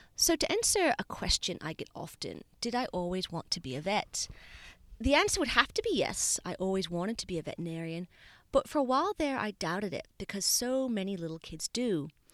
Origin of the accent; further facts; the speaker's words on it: Bermuda; now in Australia; So I was born in Bermuda, a tiny island in the middle of the Atlantic Ocean